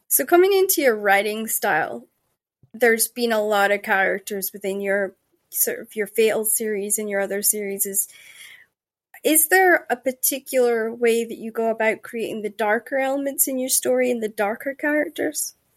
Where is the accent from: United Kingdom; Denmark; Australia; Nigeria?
Denmark; when I grew up in Jutland, we were, like, the last to get internet